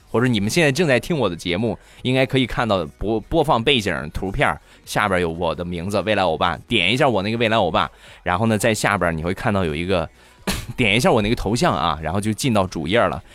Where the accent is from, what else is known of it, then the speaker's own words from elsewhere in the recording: Shandong, China; 我们山东啊方言